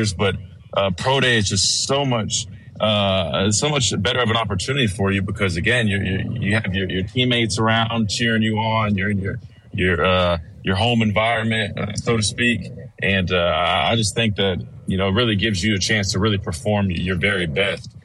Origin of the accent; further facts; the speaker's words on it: Columbia, South Carolina, United States; played at Ridgeview High School back in my hometown